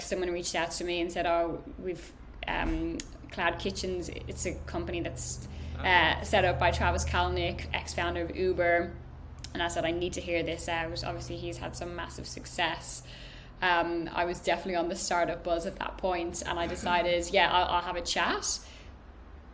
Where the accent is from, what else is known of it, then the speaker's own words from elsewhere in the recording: Ireland; moved away as an adult; I'm Irish, so I was on a visa.